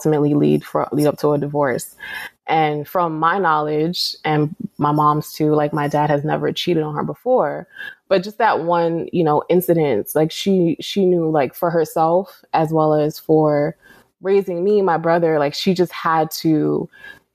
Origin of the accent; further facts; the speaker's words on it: New York City, New York, United States; moved away; Born and raised in the Bronx. My mom is Trinidadian